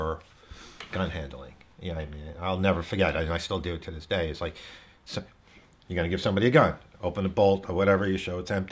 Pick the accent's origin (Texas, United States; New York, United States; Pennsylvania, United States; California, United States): New York, United States; New York City; now in Westchester County, United States; I am from Brooklyn, New York. So grew up in Brooklyn. Live just north of the city now, Westchester County